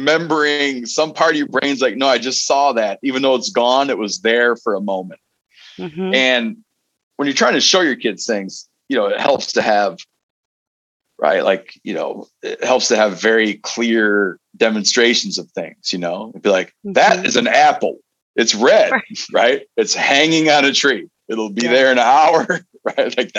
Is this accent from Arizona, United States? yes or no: no; Michigan, United States; also born or lived in Seattle; grew up in Michigan